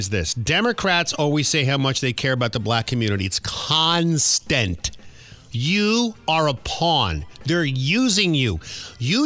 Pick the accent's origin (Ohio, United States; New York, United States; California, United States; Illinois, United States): New York, United States; New York City; I grew up in Queens, New York